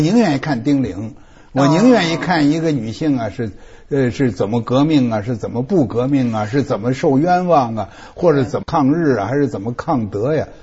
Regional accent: China; 我们中国人是很难接受的

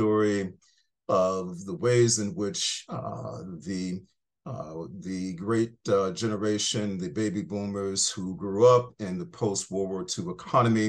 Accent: Buffalo, New York, United States; I am fundamentally a working class kid from upstate New York. I grew up in Buffalo, New York

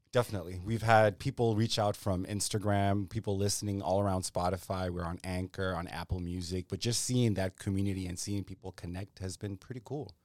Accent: Zimbabwe; also born or lived in Ethiopia; growing up in Zimbabwe or even when we'd visit in Ethiopia

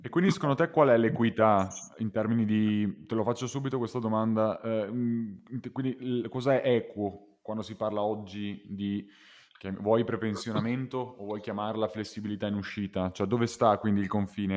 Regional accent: Veneto, Italy; noi siamo veneti

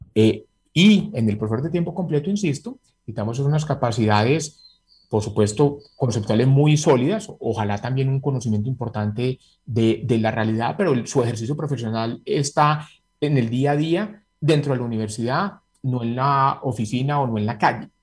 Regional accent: Medellín, Antioquia, Colombia; moved away as an adult; yo soy egresado del Colegio San Ignacio, fui muchos años seleccionante antioquia de básquet

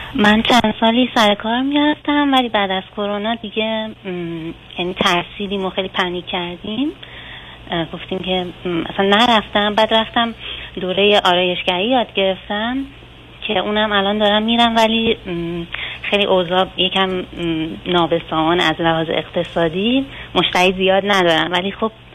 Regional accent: southern Iran, Iran; من و همسرم از شهرستان جنوب کشور شهر کوچیک در واقع متولد شدیم

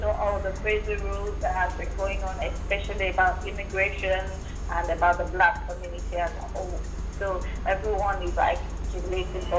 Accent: Nigeria; moved away as an adult; now in United States; I'm Nigerian too

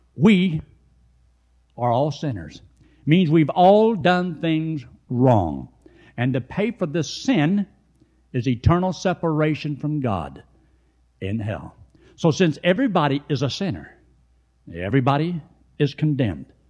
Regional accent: United States; I was born in America.

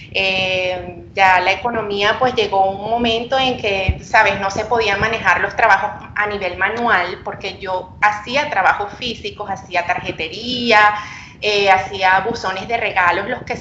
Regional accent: Venezuela; now in Santiago, Chile; soy una venezolana en Epsi Em, tengo mi tienda Etsy desde el 2015. Abrí la tienda estando todavía en Venezuela porque actualmente estoy viviendo en Santiago de Chile.

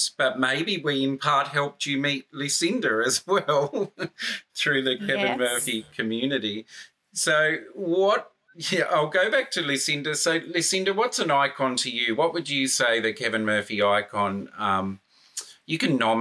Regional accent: Australia; accent: Australian; It's my Australian accent

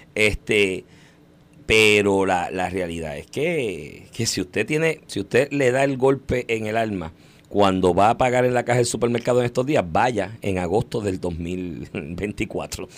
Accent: Puerto Rico; todos nosotros como puertorriqueños

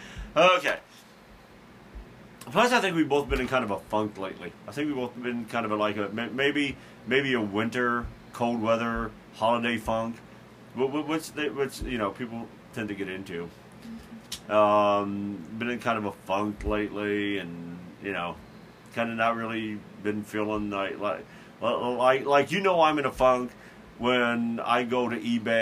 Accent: Carbondale, Illinois, United States; my hometown of Carbondale, Illinois

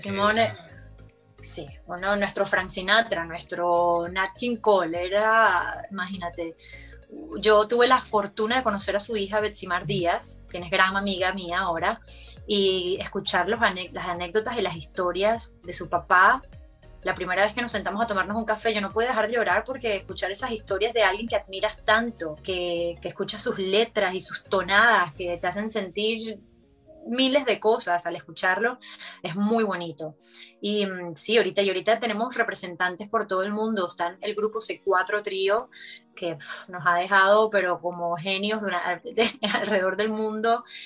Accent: Margarita Island, Nueva Esparta, Venezuela; moved away; tuve la fortuna de crecer en una isla

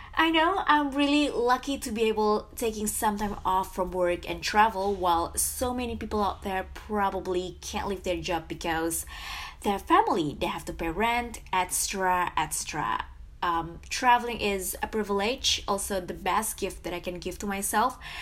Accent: Jakarta, Indonesia; moved away as an adult; now in Florida, United States; born and raised in Jakarta

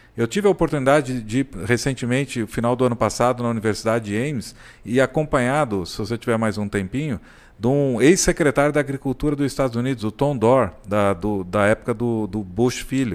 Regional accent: São Paulo, Brazil; now in Caldas Novas, Brazil; Nasci em São Paulo, mas eu, eu me considero assim, Caldas Novense mesmo

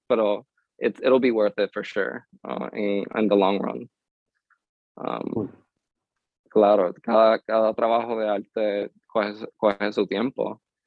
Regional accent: Lares, Puerto Rico; first language English; Spanish is a second language; also born or lived in Lawrence, Massachusetts; me, me crié en, en Lare y Lare eh, no hay mucho que hacer

